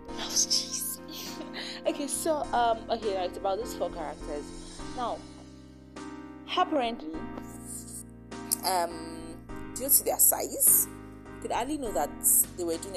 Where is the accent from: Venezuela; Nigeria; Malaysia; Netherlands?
Nigeria; It's like how we have our reunions here in Nigeria. I'm a Nigerian